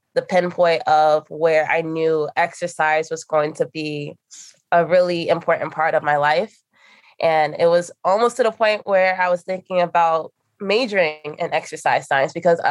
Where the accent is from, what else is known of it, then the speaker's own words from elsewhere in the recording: New York City, New York, United States; also born or lived in Queens, New York; born and raised in Brooklyn, live in Queens